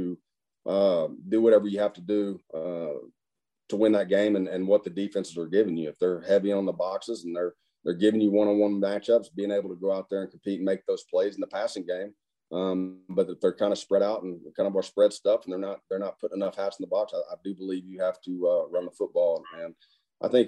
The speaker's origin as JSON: {"language": "English", "town": "Muskogee", "region": "Oklahoma", "country": "United States", "tie": "born or raised there", "moved": "yes", "said": "Muskogee, where my hometown was"}